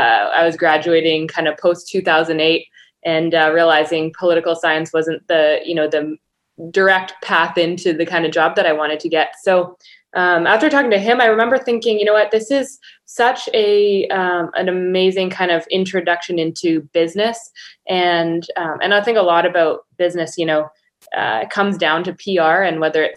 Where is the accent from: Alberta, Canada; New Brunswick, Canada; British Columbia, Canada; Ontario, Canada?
British Columbia, Canada; So I am Canadian, based in Victoria, BC.